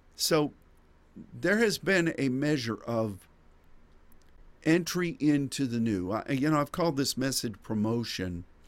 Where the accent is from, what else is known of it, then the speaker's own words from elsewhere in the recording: United States; as an American